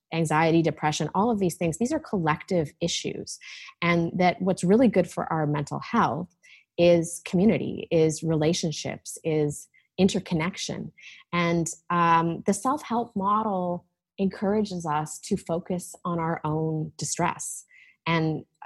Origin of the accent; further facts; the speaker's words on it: Vancouver, British Columbia, Canada; moved away as an adult; also born or lived in Toronto; now in Vancouver, Canada; I grew up on the West Coast